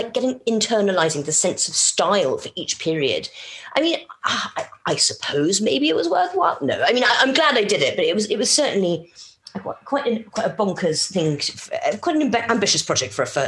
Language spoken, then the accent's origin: English; Madagascar; also born or lived in Yemen / Kenya / Morocco; so when I was growing up in Madagascar and Yemen and Kenya and Morocco.